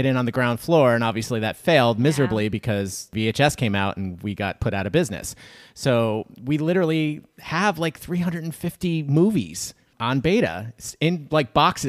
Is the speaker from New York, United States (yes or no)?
yes; New York, United States; No, I'm from New York.